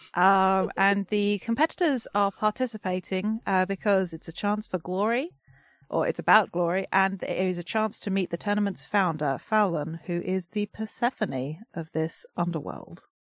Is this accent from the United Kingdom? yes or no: yes; England, United Kingdom; I'm the English one